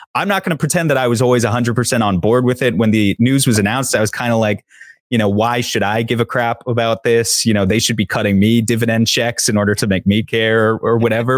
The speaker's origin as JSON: {"language": "English", "region": "New York", "country": "United States", "tie": "born or raised there", "said": "I grew up in New York."}